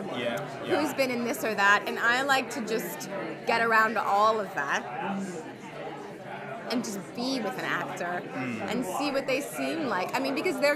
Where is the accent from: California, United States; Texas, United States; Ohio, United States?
California, United States; Los Angeles; I'm from Los Angeles, and I've lived through many earthquakes